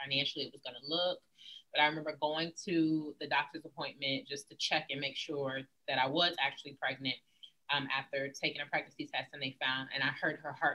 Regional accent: Virginia, United States; also born or lived in San Antonio, Texas; I grew up in a two-parent household. I am from Virginia

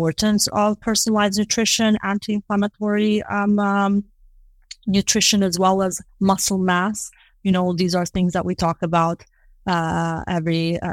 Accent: Kosovo; moved away; I'm originally from Kosovo. I was born and grew up there

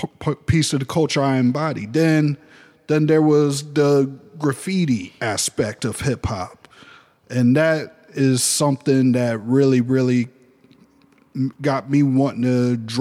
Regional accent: New York City, New York, United States; now in Ohio, United States; I'm from New York City. Okay, what part? Oh, Manhattan. What? Uptown, okay. Washington Heights.

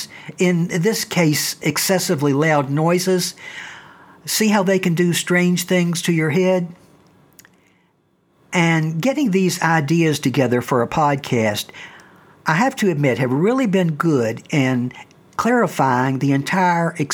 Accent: the South, United States; I grew up in the South

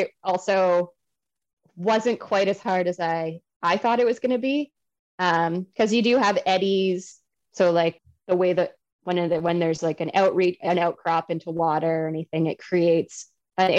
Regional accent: Canada; I'm talking Canadian here.

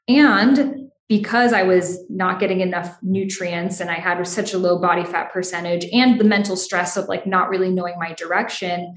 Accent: Boston, Massachusetts, United States; I grew up in Boston, there's such immense history there

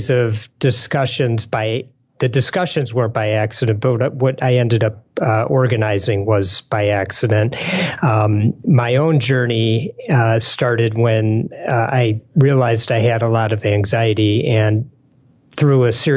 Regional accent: Detroit, Michigan, United States; I'm from Detroit

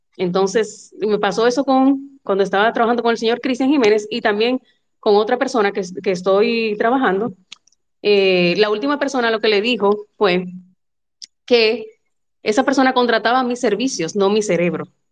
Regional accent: Dominican Republic; como yo, que somos dominicanos.

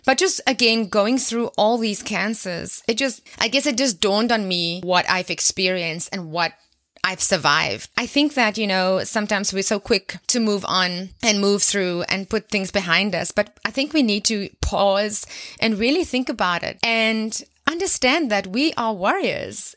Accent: South Africa; my home country right here in South Africa

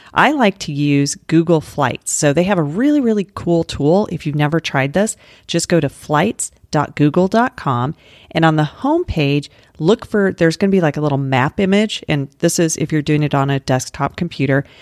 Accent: Denver, Colorado, United States; now in Florida, United States; I grew up in Denver

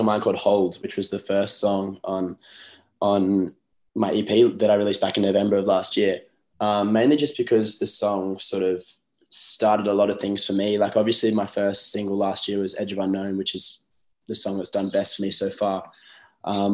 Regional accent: Newcastle, New South Wales, Australia; moved away as an adult; also born or lived in Byron Bay / Sunshine Coast; my hometown's Newcastle. That's where I'm at the moment, back home

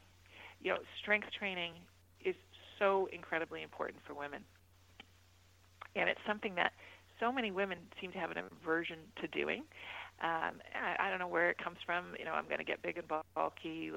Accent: Mississauga, Ontario, Canada; my hometown of Mississauga

